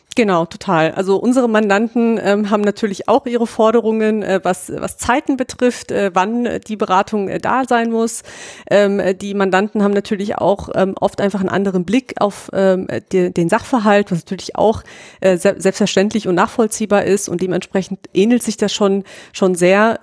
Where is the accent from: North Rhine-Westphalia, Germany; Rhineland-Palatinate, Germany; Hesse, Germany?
Hesse, Germany; near Frankfurt; moved away as an adult; also born or lived in Ingolstadt, Bavaria; ich komme eigentlich aus der Nähe von Frankfurt in Hessen